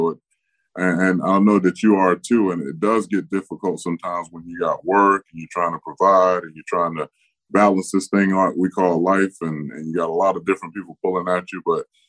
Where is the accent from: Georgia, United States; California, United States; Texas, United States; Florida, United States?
Florida, United States; Tampa; commit more time to doing things in my hometown of Tampa Bay